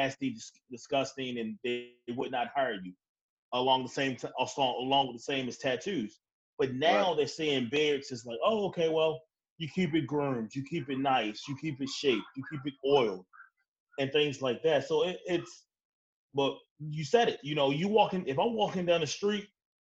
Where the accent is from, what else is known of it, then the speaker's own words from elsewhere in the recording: Baltimore, Maryland, United States; I'm from Baltimore